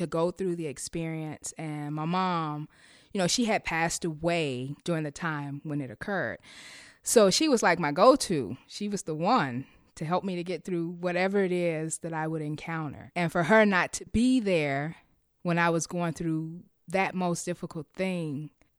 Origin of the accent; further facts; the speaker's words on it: Chicago, Illinois, United States; I am from the west side of Chicago, born and raised, and I currently reside in the western suburb.